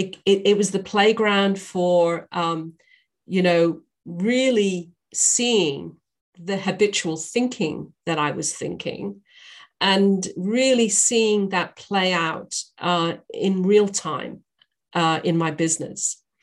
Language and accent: English; England, United Kingdom; also born or lived in Northern Ireland / Australia; now in United States; I'm a Brit. I was born in Northern Ireland. I was raised in England and I lived in Australia for many years. And I now live in the US.